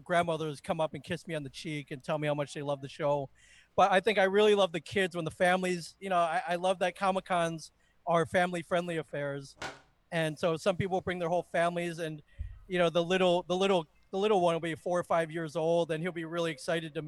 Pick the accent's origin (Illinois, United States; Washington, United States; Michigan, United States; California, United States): Michigan, United States; I grew up in the Midwest. I grew up in Michigan